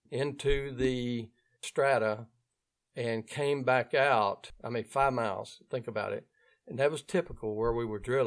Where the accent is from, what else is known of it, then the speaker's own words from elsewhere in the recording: Ouachita Parish, North Louisiana, United States; accent: Louisiana; If you're hearing my accent, it means that I'm coming from the area of North Louisiana called Ouachita Parish.